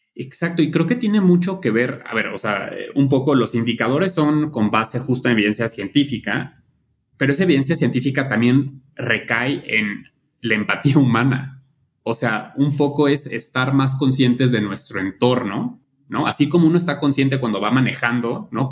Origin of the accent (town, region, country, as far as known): Mexico